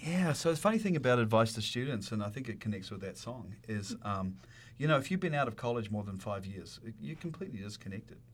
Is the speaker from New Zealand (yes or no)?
yes; New Zealand; moved away; growing up where I grew up in New Zealand, there's a lot of animals around